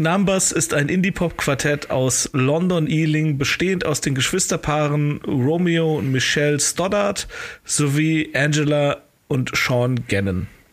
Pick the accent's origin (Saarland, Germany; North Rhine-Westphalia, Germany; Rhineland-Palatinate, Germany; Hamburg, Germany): North Rhine-Westphalia, Germany; Cologne; als Kölner habe ich naturgemäß natürlich äh, zumindest ein bisschen was mit der LGBTQ-Bewegung zu tun